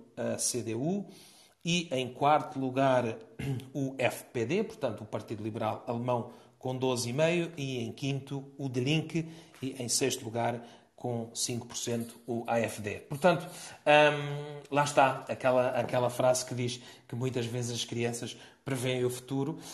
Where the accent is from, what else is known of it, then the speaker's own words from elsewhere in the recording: Portugal; a todos nós, sermos portugueses